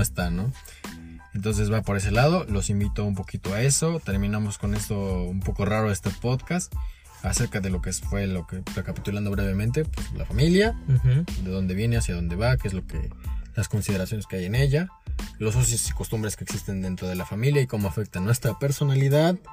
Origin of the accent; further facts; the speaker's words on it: Mexico; muchos de nosotros como mexicanos